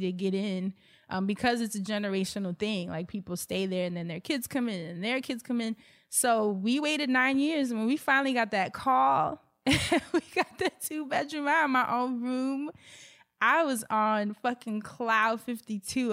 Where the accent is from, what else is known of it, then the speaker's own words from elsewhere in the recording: New York, United States; I'm a New Yorker. I come from a single parent household